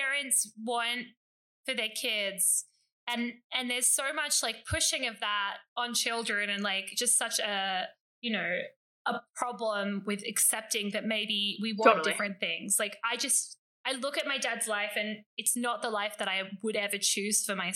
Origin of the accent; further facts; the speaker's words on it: Australia; I'm a white Australian